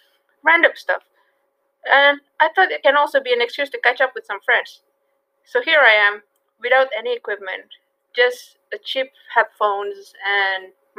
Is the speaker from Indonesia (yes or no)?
yes; Indonesia; also born or lived in Japan; I'm from Indonesia.